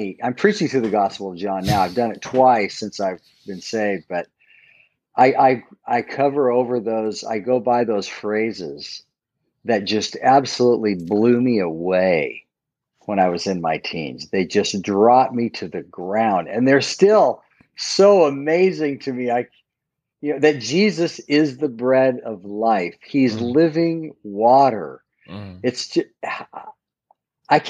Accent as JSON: {"language": "English", "region": "Southern California", "country": "United States", "tie": "born or raised there", "said": "I grew up in Southern California"}